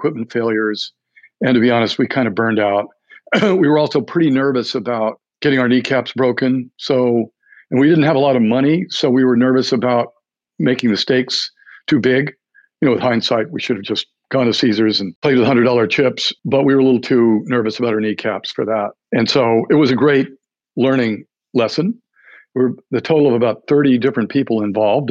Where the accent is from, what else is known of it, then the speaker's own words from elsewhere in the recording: New Mexico, United States; moved away as an adult; I'm from New Mexico.